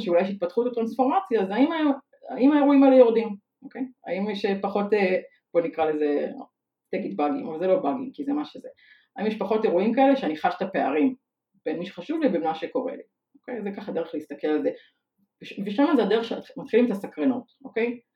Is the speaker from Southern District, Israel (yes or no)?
no; Tel Aviv, Tel Aviv District, Israel; also born or lived in Ramat HaHayal; אני תל אביבית, born and raised